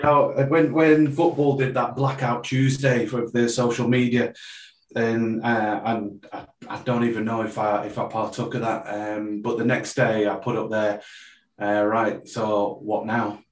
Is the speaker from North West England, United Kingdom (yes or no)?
yes; Preston, North West England, United Kingdom; I was born in Preston